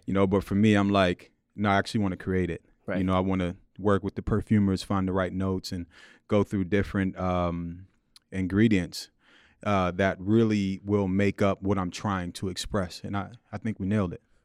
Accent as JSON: {"language": "English", "town": "New York City", "region": "New York", "country": "United States", "tie": "born or raised there", "said": "Born and raised in Queens, mm-hmm. in uh, Jamaica, Queens, South Jamaica, Queens"}